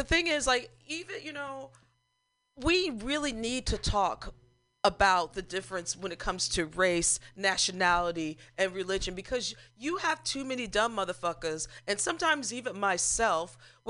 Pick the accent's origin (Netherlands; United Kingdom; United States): United States; Missouri; I'm a Missourian